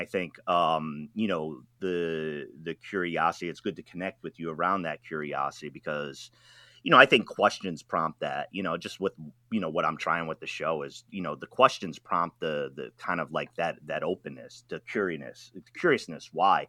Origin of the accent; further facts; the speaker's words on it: East Coast, United States; I'm from the East Coast, and the Atlantic Ocean is so very different from the Pacific Ocean. And then when I moved out to the West Coast